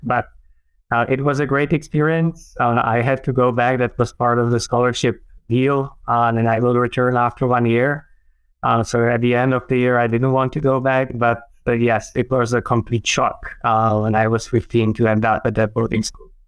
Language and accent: English; Czechia; I grew up in the middle of uh, Czech Republic. Well, back then, when I was young, was still Czechoslovakia.